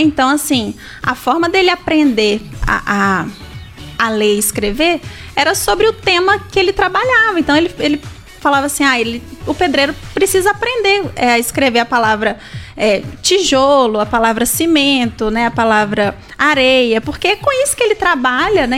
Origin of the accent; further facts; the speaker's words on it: Brazil; first language Portuguese; nós nascemos aqui no Brasil e falamos o português